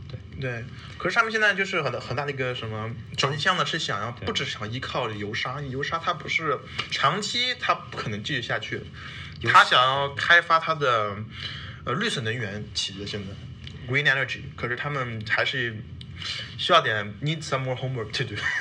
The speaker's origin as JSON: {"language": "Chinese", "town": "Montreal", "region": "Quebec", "country": "Canada", "tie": "born or raised there", "also_born_or_lived": "Wuhan, China", "said": "我在这儿长大的"}